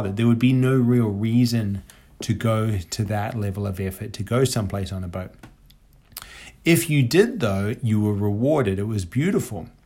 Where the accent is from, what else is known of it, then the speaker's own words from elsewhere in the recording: Papeete, Windward Islands, French Polynesia; born there; I was born in Papeete, which is the capital of French Polynesia.